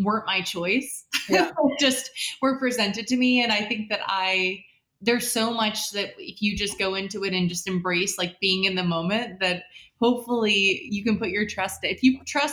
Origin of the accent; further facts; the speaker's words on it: West Side, Midwest, United States; also born or lived in Chicago / Baltimore; I grew up on the West Side